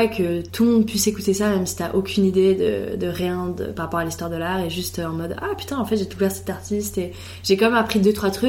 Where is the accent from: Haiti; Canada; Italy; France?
Italy; Et bah, moi, je suis italienne et vraiment, avec ma soeur, trop de fois, on se dit, putain, ça me ferait trop du bien d'aller en Italie